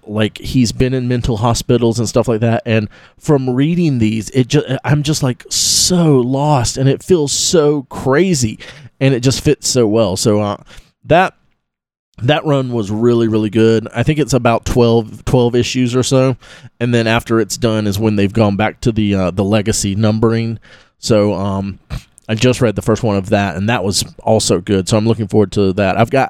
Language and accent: English; Live Oak, Florida, United States; I grew up in Live Oak.